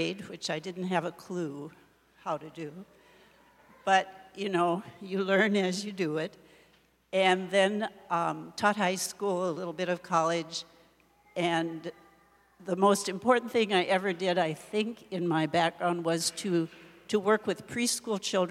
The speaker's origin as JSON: {"language": "English", "town": "Watertown", "region": "South Dakota", "country": "United States", "tie": "born or raised there", "said": "I grew up near Watertown on a farm, and I went 8 years to a rural school, which some of you may not even know what that is anymore, but it was at Grover, South Dakota"}